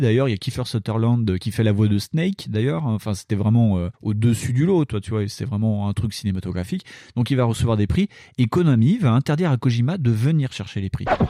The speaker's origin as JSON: {"language": "French", "town": "Dijon", "region": "Bourgogne-Franche-Comté", "country": "France", "said": "chez nous à Dijon"}